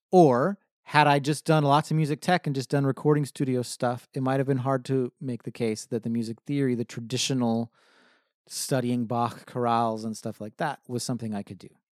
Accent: Hemet, California, United States; now in San Diego, United States; I grew up in Hemet, California, which is about a hundred miles north of here in Riverside County

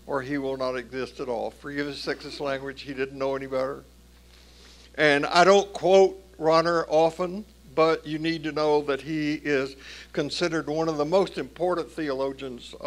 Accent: Tennessee, United States; growing up in the Southern Baptist Church in Tennessee

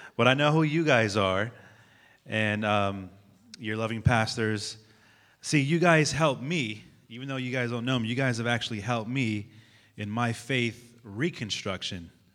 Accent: San Francisco, California, United States; I'm from San Francisco, California

